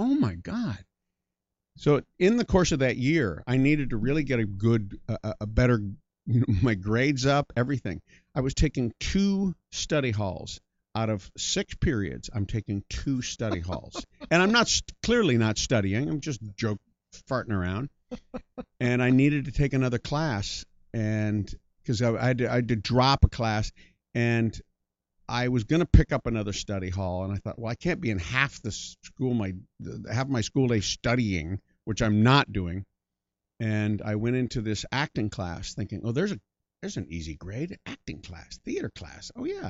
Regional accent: Iowa, United States; also born or lived in Colorado, United States / Hull, Canada / Yuma, United States; I was born in Colorado, then we moved to Hull, Canada, which is in Quebec. And then we moved to Yuma, Arizona, which is on the Mexican border. And then we moved to Ames, Iowa.

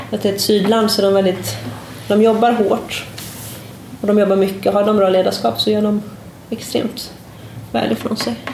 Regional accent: Sweden; now in Portugal

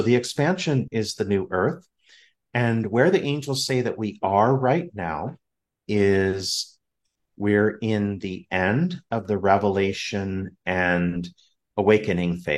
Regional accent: Southern California, United States; I'm from Southern California

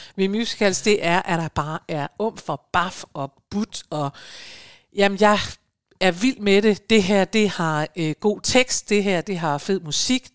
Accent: Aalborg, North Denmark Region, Denmark; moved away; hjemme i Aalborg

